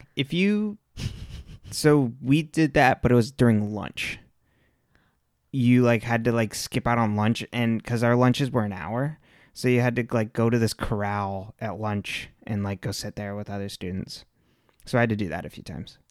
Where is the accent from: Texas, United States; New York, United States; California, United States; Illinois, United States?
California, United States; I was born and raised in California